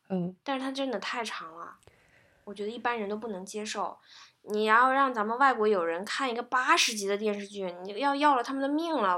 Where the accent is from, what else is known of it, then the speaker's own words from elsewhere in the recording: China; 我们中国人